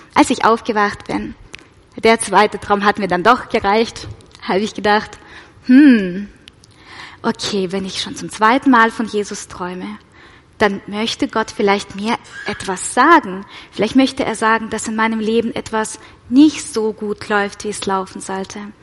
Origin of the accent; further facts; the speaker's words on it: Russia; moved away; ich komme ja aus Russland, falls es jemand nicht weiß. Genau, ich bin mit meiner Mama in Russland ähm, in die orthodoxe Kirche